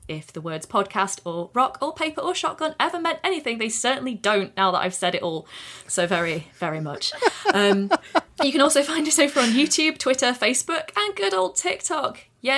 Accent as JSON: {"language": "English", "region": "East Midlands", "country": "United Kingdom", "accent": "Derbyshire", "said": "The iconic Derbyshire chav is the one of the few people on TV with my regional accent"}